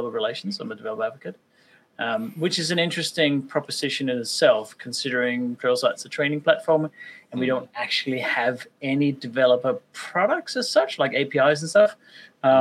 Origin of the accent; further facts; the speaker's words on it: Denmark; also born or lived in Victoria, Australia; now in Australia; I am based in Australia, but I'm originally from Denmark. So I moved here about 20 years ago.